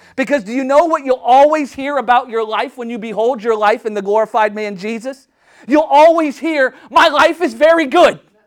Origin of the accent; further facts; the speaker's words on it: United States; I'm just an American